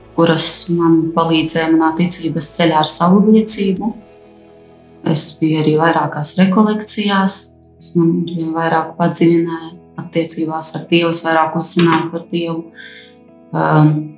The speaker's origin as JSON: {"language": "Latvian", "town": "Aglona", "region": "Latgale", "country": "Latvia", "tie": "born or raised there", "said": "esmu dzimusi un augusi Aglonā, kristīgā ģimene"}